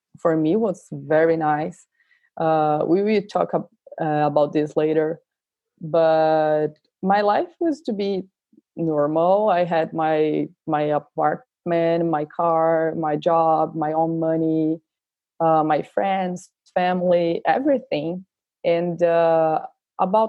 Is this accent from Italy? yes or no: no; São Paulo, Brazil; English is a second language; moved away as an adult; now in Houston, United States; And I'm from Brazil. I'm from São Paulo, specific.